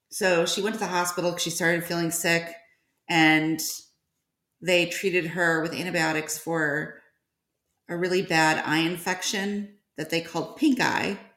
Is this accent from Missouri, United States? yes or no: no; Georgia, United States; Um, I'm from Georgia.